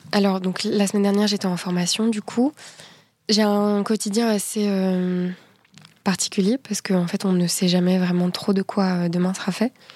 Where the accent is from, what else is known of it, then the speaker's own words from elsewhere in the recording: France; En tant que Française